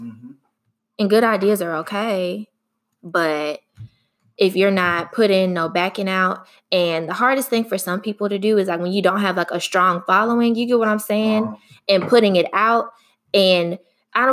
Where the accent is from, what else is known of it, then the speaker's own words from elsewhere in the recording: Houston, Texas, United States; accent: Southern, country; I'm from Houston, Texas, and people always would be like, I sound Southern, I sound country.